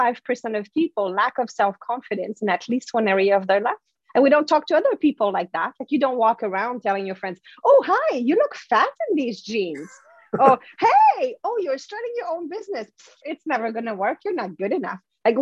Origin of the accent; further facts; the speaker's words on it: France; accent: French; English is a second language; But anyway, that's my French accent. But whatever, the voice in my head was right. My English was really bad.